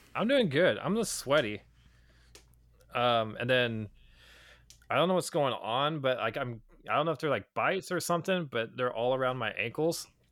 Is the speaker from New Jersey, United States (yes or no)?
no; Redding, California, United States; my hometown of Redding, California